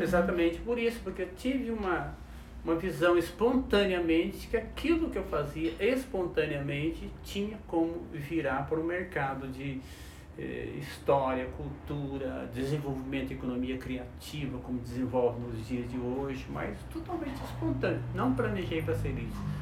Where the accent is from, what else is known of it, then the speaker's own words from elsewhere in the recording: Soledade, Minas Gerais, Brazil; now in Taubaté, Brazil; sou de Minas Gerais. Opa. Ganhei agora dois anos o título de cidadão taubatiano, mas eu não, sou lá de Soledade